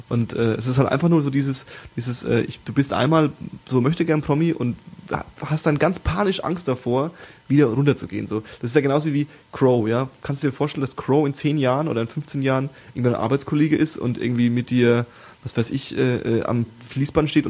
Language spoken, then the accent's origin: German; Brandenburg, Germany; Ich komme ja, komm ja aus Brandenburg, ne?